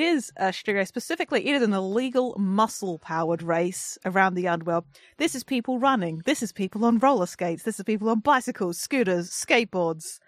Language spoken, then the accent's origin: English; England, United Kingdom; I'm the English one